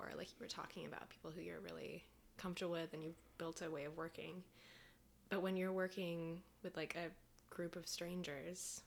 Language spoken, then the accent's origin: English; Clarkston, Michigan, United States; moved away as an adult; also born or lived in Evansville; now in New York, United States; I grew up in the Midwest